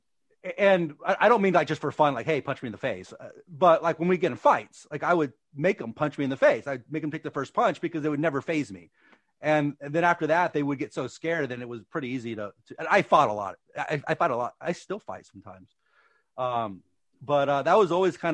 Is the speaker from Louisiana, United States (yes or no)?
yes; New Orleans, Louisiana, United States; now in California, United States; I'm from Louisiana, the New Orleans area.